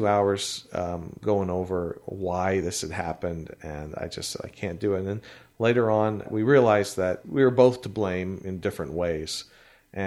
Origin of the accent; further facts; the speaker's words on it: Canada; We're from Canada